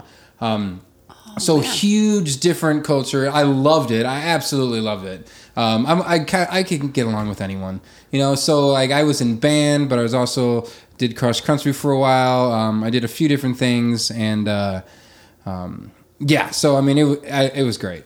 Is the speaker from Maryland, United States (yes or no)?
no; Arthur, Nebraska, United States; moved away as an adult; also born or lived in Sutherland, Nebraska / Paxton, Nebraska / Omaha, Nebraska; I grew up in Western Nebraska. Um, uh, Sutherland, Paxton, Arthur were the three towns I lived